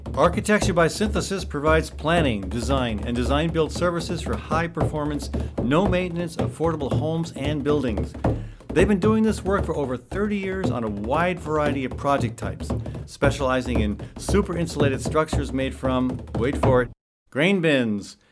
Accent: Saugus, Massachusetts, United States; moved away as an adult; now in Des Moines, United States; I grew up in Saugus, Massachusetts

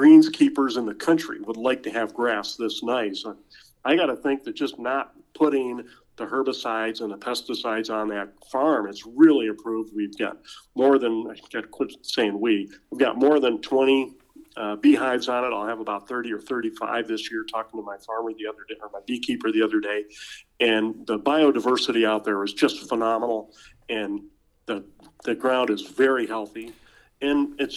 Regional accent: Buffalo, New York, United States; I grew up in Buffalo, New York.

